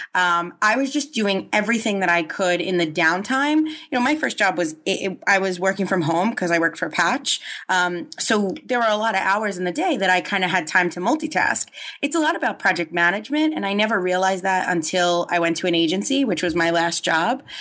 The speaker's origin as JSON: {"language": "English", "region": "New York", "country": "United States", "tie": "born or raised there", "said": "I grew up in New York, so I think the hustle is, you know, ingrained in, in us"}